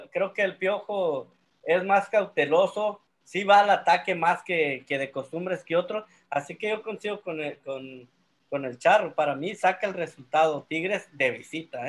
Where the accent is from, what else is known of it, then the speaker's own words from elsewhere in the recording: Mexico; como mexicano